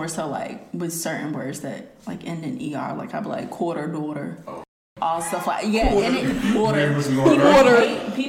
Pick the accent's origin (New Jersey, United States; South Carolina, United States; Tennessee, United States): South Carolina, United States; Anderson; where are you from? I'm like... Anderson.